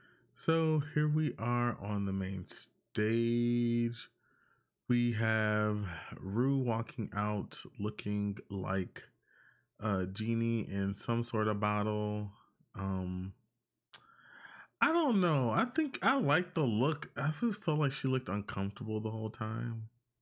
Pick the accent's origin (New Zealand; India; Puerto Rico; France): Puerto Rico; I am from Puerto Rico.